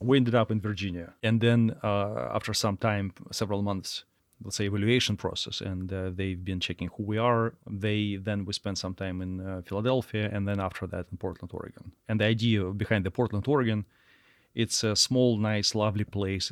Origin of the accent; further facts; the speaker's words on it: Russia; moved away as an adult; now in United States; we are from Russia and trained by Russians